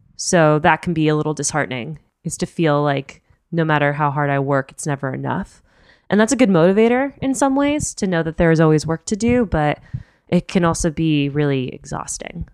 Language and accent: English; Miami, Florida, United States; also born or lived in Chicago / New York; now in San Francisco Bay Area, United States; I'm from Miami originally. I lived in Chicago, that's where I went to school